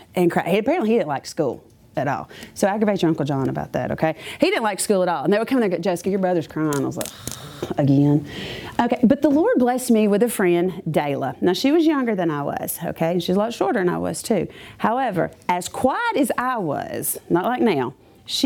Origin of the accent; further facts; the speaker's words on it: Clanton, Alabama, United States; I grew up in Clanton, and I lived in a really cool neighborhood